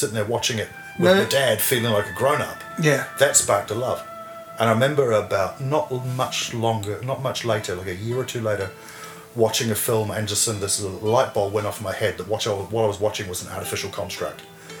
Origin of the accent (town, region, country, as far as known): Hamilton, Waikato, New Zealand; born or raised there; moved away as an adult; also born or lived in Bristol, England / Te Awamutu, New Zealand; now in Wellington, New Zealand